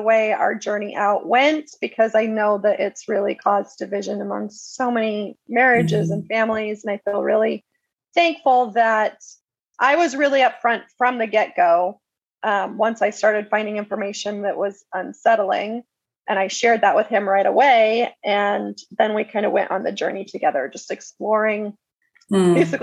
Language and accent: English; Prescott, Arizona, United States; I was raised in Prescott, which it's grown quite a bit, but at the time it was a pretty small town.